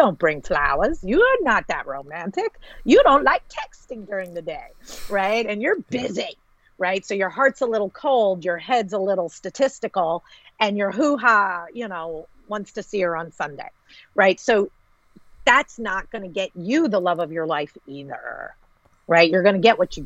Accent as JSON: {"language": "English", "country": "United States", "said": "I'm American."}